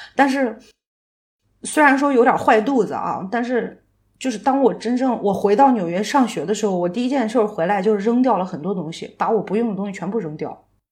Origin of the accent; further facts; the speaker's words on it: China; moved away as an adult; also born or lived in United States; 我怎么做好一个中国人